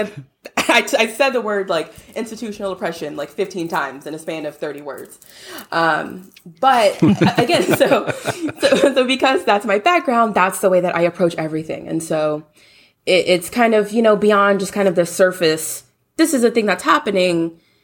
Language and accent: English; Louisiana, United States; now in Houston, United States; I'm from Louisiana, born and raised